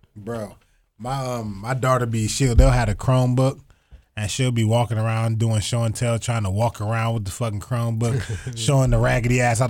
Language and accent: English; Toledo, Ohio, United States; I am in Toledo because I'm from Toledo